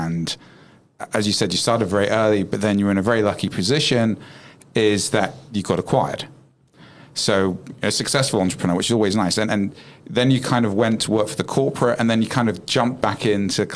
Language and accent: English; England, United Kingdom; as an Englishman